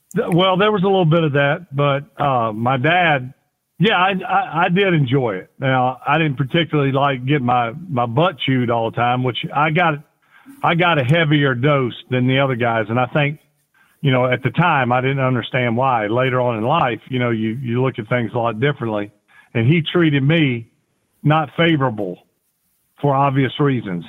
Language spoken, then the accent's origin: English; Kiln, Mississippi, United States; also born or lived in Gulfport, Mississippi; I was born in Gulfport, Mississippi, which is right smack dab on the Gulf of Mexico. Uh, I grew up about 20 minutes east, excuse me, west of there